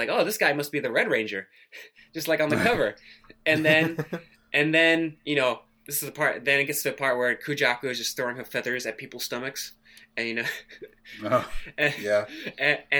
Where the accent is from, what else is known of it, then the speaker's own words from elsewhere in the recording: Thailand; now in Tokyo, Japan; I'm half Thai, so I was born in Thailand